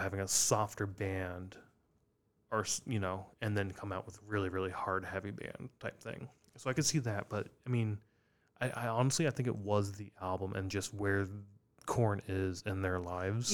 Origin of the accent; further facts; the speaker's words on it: Iowa, United States; growing up in Iowa